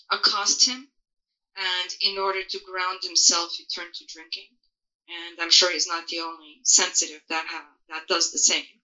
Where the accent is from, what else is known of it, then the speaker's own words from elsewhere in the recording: Portugal; moved away; I was born in Europe, in a small country in Western Europe called Portugal.